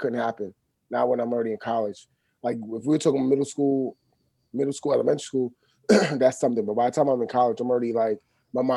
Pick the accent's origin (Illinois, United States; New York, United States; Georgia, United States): New York, United States; New York City; I grew up in the East from the 80s, from the 70s, and from elementary school on up.